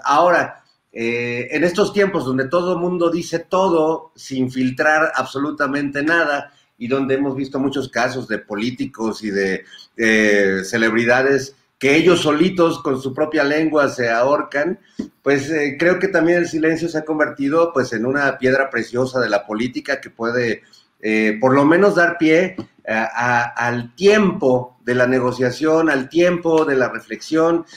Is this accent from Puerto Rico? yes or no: no; Mexico